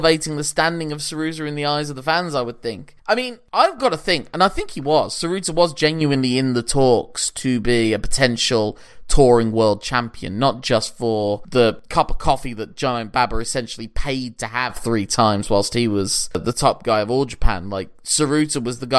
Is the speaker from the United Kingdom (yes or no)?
yes; United Kingdom; we're British